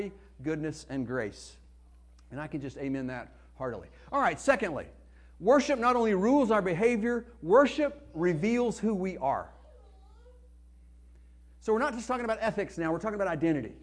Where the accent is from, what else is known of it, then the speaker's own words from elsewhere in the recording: Arkansas, United States; accent: Arkansas; my Arkansas accent